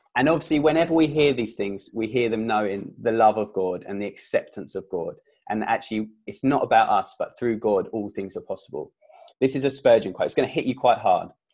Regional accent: England, United Kingdom; I was born in England

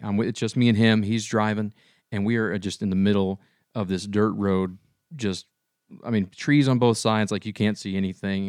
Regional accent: Shawnee, United States; growing up in Shawnee, we kinda lived outside of town

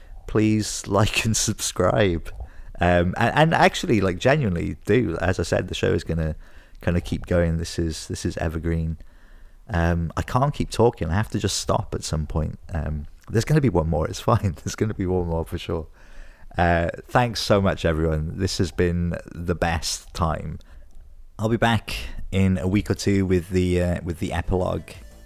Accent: Wales, United Kingdom; now in Scotland, United Kingdom; Like, I've been here like 12 years now, and I'm from Wales originally, like South Wales, but I do love it here.

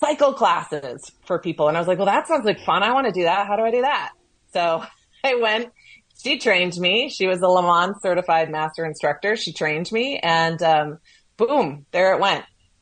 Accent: Chicago, Illinois, United States; accent: Chicago; also born or lived in San Francisco, California / Las Vegas, Nevada; now in Seattle, United States; I grew up kind of between San Francisco and Chicago. My dad was transferred back and forth. So I think my years were kind of split between California and Illinois. But I went to high school in the Chicago area

